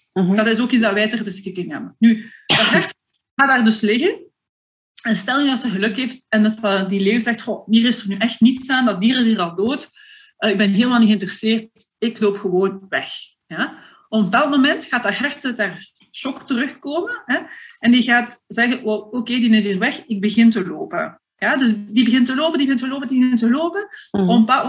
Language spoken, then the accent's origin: Dutch; Flanders, Belgium; als Vlaming